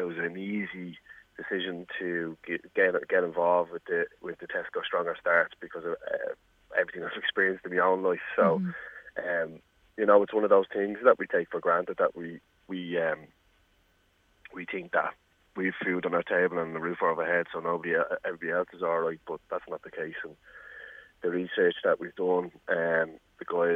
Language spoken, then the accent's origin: English; Dublin, Leinster, Ireland; I'm from Ballymun, I can say it's the impoverished community